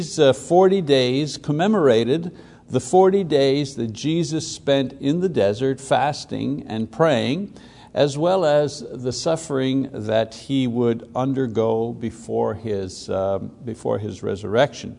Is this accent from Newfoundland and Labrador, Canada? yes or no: no; Quebec, Canada; as a Catholic boy growing up in Catholic Quebec